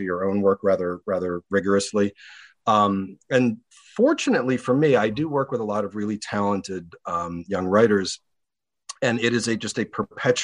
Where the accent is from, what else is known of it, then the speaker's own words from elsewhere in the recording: Baltimore, Maryland, United States; My hometown newspaper, the Baltimore Sun